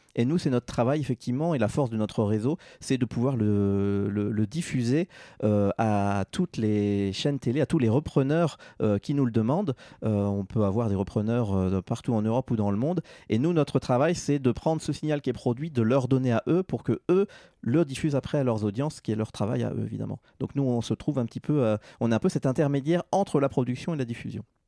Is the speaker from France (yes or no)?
yes; Normandy, France; moved away as an adult; also born or lived in Paris, France; now in Geneva, Switzerland; je suis un Normand d'origine, donc je suis français, né en Normandie